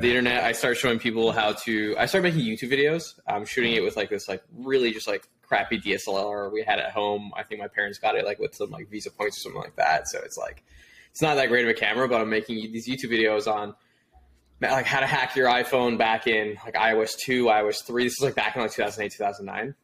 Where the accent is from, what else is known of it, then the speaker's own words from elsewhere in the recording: Toronto, Ontario, Canada; born and raised in Toronto, Canada.